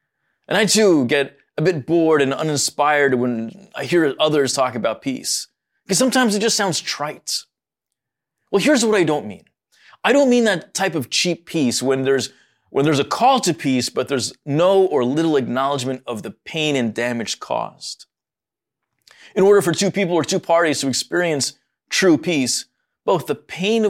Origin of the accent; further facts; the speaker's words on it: United States; born there; As a Middle Easterner, my heart is deeply concerned for all the parties involved. And while I was born here in the States, my parents and everyone before was born in Egypt.